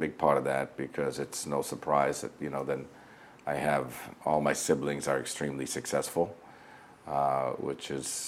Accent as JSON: {"language": "English", "town": "Flint", "region": "Michigan", "country": "United States", "tie": "born or raised there", "also_born_or_lived": "Nazareth, Israel / New York", "moved": "as an adult", "said": "I was born and raised in Nazareth, Israel, and my parents I have five siblings, two brothers, three sisters, and my parents, when they were 39 years old, decided to immigrate to the United States, which ironically was from Nazareth, Israel to Flint, Michigan. So, you know, went through most of school in Michigan"}